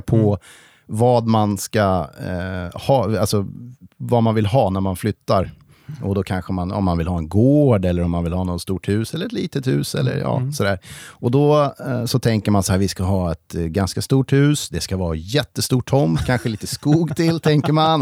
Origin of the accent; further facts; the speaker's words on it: Stockholm, Stockholm County, Sweden; moved away as an adult; now in Järvsö, Sweden; jag är född och uppvuxen i Stockholm